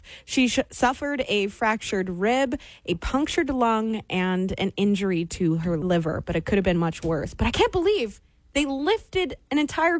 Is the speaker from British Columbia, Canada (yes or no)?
yes; Victoria, British Columbia, Canada; I'm from James Bay.